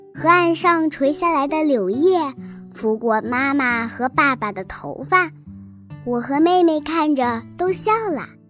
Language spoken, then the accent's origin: Chinese; Liuyang, Hunan, China; 今年八岁，我来自湖南省浏阳市人民路小学